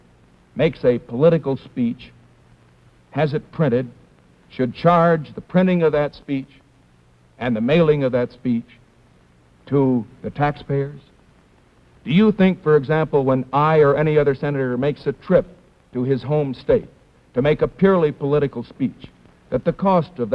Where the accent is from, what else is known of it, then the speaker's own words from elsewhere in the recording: California, United States; my home state of California